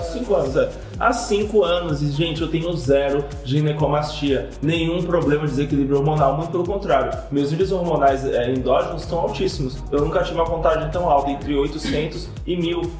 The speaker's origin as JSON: {"language": "Portuguese", "region": "Bahia", "country": "Brazil", "said": "no Nordeste da minha terra, da Bahia"}